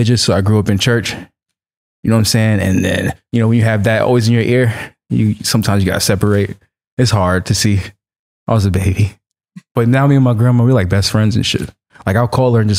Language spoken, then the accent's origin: English; New York City, New York, United States; moved away as an adult; now in Los Angeles, United States; I grew up in Flatbush when I was like 7 years old